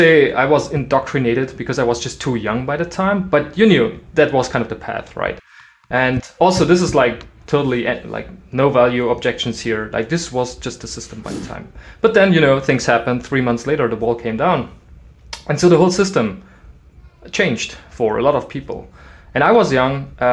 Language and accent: English; East Germany, Germany; English is a second language; I grew up in East Germany and I was 7 years old